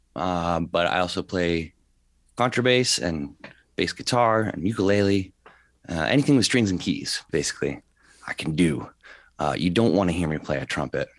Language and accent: English; Upper Darby, Pennsylvania, United States; also born or lived in Springfield, Pennsylvania; I'm from Upper Darby